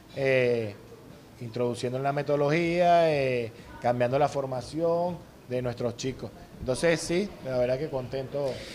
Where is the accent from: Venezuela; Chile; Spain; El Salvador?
Venezuela; also born or lived in Panama; soy el primer venezolano en dirigir una selección en el extranjero